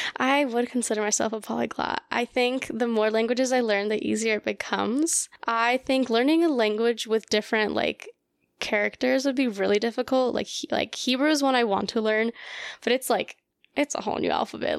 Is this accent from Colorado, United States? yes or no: yes; Colorado, United States; first language Russian; English is a second language; I am from Colorado, born and raised